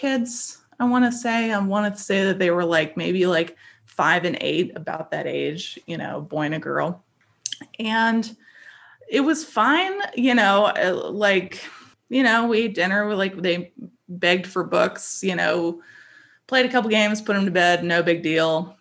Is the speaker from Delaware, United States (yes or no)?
no; North Carolina, United States; I was born and raised in North Carolina